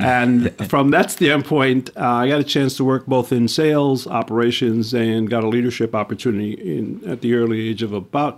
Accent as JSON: {"language": "English", "town": "New York City", "region": "New York", "country": "United States", "tie": "born or raised there", "said": "Well, again, it starts with where I grew up in New York City."}